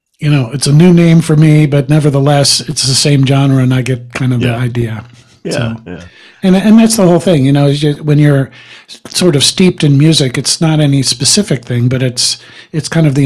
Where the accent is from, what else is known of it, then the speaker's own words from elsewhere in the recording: Philadelphia, Pennsylvania, United States; also born or lived in Boston / Virginia Beach / San Francisco / California; now in Reno, United States; I was born in Philadelphia. I'm a East Coast transplant.